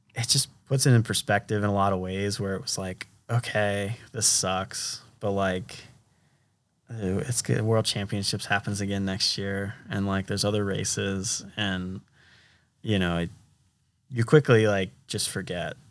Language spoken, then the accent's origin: English; United States; I'm an American